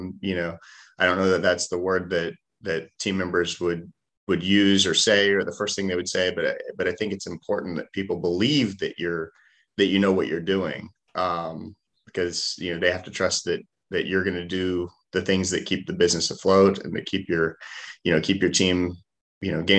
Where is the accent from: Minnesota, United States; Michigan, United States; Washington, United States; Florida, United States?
Florida, United States; Jacksonville; moved away as an adult; also born or lived in West Point, New York / Stanford, California; So I grew up here in Jacksonville, Jacksonville native.